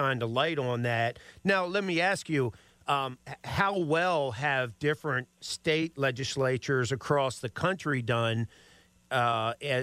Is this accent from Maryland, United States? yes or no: yes; Maryland, United States; I'm from Maryland, grew up in Maryland